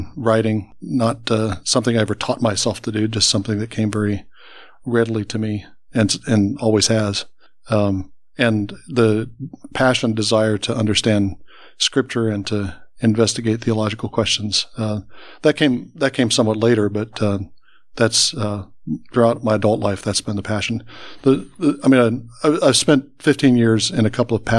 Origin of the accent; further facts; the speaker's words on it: Columbus, Ohio, United States; I grew up in Columbus